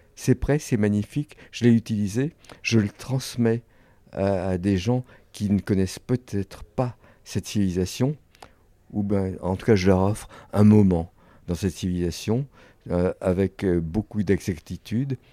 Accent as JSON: {"language": "French", "country": "France", "said": "je suis un Français indépendant"}